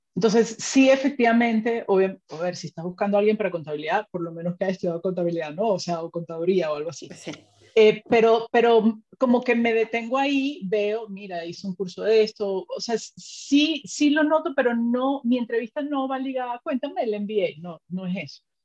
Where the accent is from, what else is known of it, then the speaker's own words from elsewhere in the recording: Venezuela; also born or lived in Spain; now in Mexico; mi esposo y yo somos de Venezuela